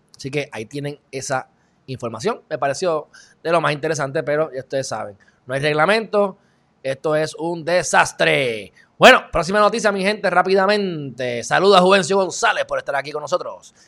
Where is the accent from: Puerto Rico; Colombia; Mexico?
Puerto Rico; legalmente Puerto Rico somos eh, ciudadanos americanos.